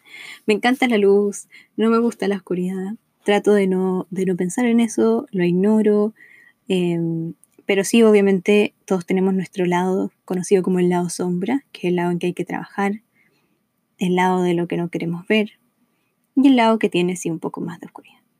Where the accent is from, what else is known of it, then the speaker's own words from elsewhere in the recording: Chile; moved away as an adult; now in Los Angeles, United States; Soy chilena, vivo en Los Ángeles, California, hace cinco años